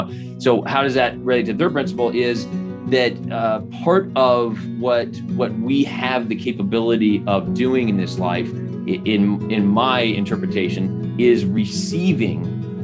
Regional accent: Phoenix, Arizona, United States; So I was born and raised in Arizona. I joined the church as a young teenager in Phoenix, where I grew up.

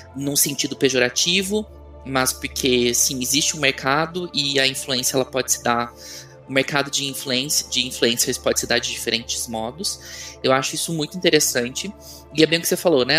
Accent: São Paulo, Brazil; now in Belo Horizonte, Brazil; eu sou de São Paulo, mas agora moro em, moro em Belo Horizonte

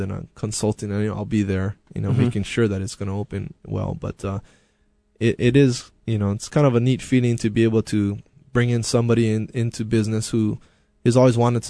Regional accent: Honolulu, Hawaii, United States; I was from the East Honolulu area

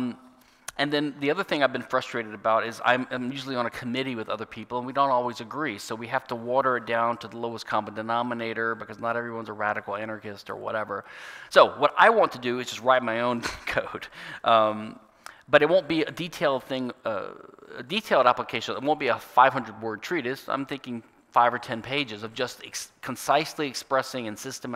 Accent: Louisiana, United States; my home state, Louisiana

